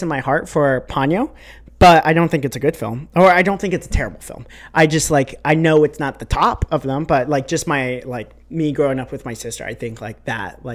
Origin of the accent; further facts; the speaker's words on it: United States; I'm American